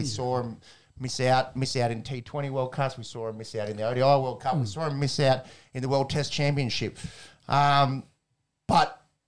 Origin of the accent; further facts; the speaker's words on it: Australia; I'll miss as an Australian cricket fan.